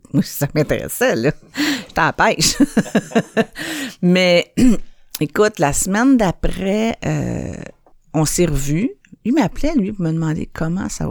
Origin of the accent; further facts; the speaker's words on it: Montreal, Quebec, Canada; Je viens de Saint-Henri, puis moi, j'ai appris euh, à faire des affaires illégales euh, bien jeune dans ma vie